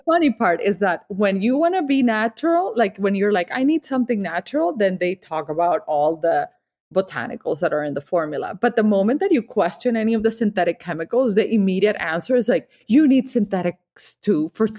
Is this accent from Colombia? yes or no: yes; Colombia; also born or lived in Miami; now in Vermont, United States; I am from Colombia. I am Latin.